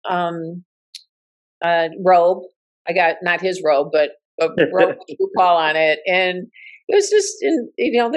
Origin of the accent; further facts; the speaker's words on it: Southfield, Michigan, United States; moved away as an adult; also born or lived in Oak Park, Michigan / Los Angeles; I'm from Southfield, you know, Oak Park, Southfield, Michigan. I'm not Hollywood